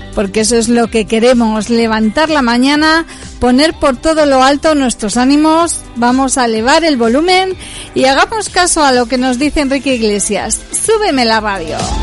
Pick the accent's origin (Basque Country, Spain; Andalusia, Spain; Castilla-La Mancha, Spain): Castilla-La Mancha, Spain; Puertollano; somos de Puerto Llano